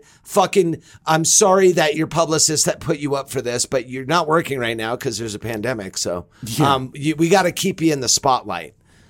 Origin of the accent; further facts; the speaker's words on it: Los Angeles, California, United States; because I'm from Los Angeles.